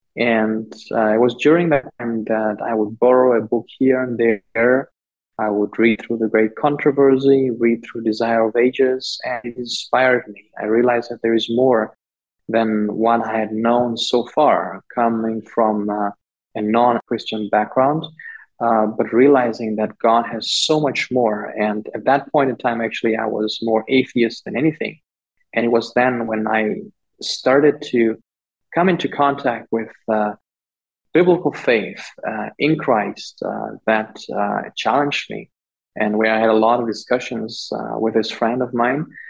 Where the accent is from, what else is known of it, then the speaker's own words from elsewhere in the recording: Liwale, Lindi, Tanzania; moved away; the town district where I grew up in Liwale, southern Tanzania